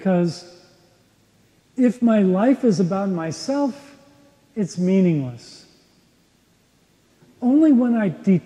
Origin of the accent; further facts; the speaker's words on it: Minneapolis, Minnesota, United States; moved away as an adult; also born or lived in Boston; I came home to Minneapolis from Boston, where I was living